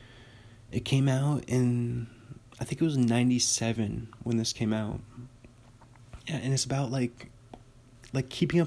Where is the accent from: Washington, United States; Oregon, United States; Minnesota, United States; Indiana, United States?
Washington, United States; Kirkland; I was born in Kirkland, Washington